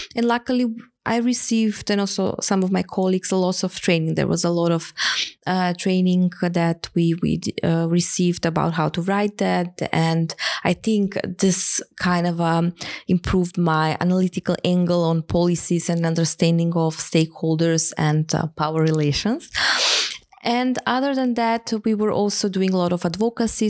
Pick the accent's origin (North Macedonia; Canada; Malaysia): North Macedonia; Skopje; moved away as an adult; also born or lived in Hamburg, Germany; I came back to Macedonia, my home country